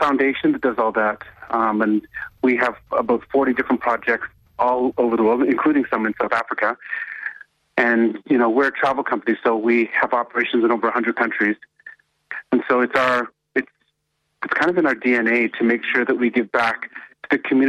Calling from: Toronto, Ontario, Canada; I'm calling from Toronto.

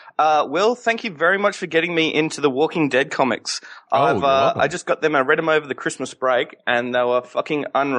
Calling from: Australia; I'm calling from Australia.

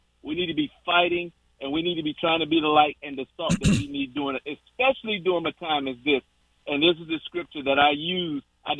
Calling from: Virginia Beach, Virginia, United States; This is Virginia Beach, Virginia.

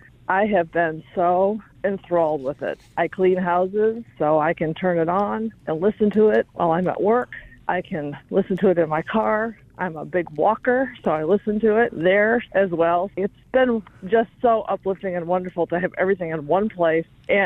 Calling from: Tennessee, United States; I'm from Tennessee

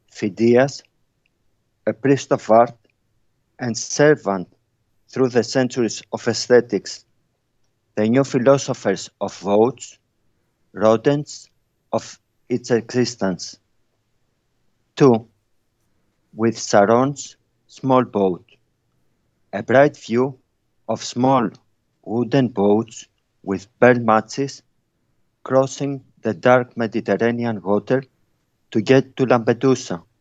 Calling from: Bristol, South West England, United Kingdom; Um, it's Bristol, UK.

